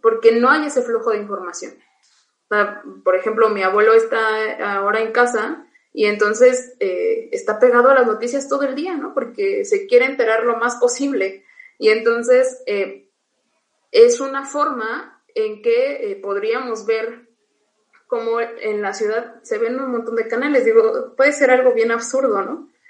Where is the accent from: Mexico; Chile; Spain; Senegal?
Mexico; Oaxaca; vuelvo a, mi pueblo, este, no hay kinder, sí hay primaria y hay telesecundaria, y párale de contar, hay que caminar a buscar un bachillerato